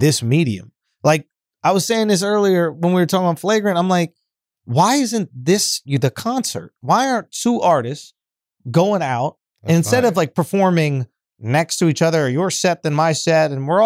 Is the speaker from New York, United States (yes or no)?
yes; New York, United States; I'm from New York